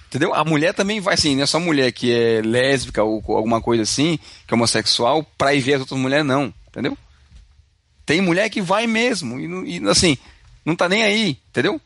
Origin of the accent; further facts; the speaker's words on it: Brazil; now in Canada; a gente vem do Brasil